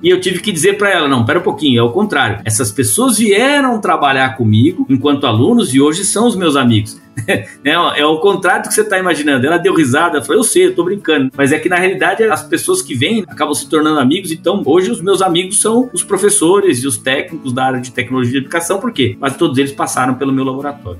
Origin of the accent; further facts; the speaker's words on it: São Paulo, Brazil; moved away as an adult; eu sou nascido e criado em São Paulo, na capital do estado, no meio do concreto, do asfalto